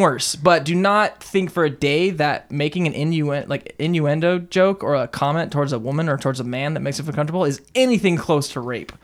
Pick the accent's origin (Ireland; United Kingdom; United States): United States; Southern California; David and I grew up in Southern California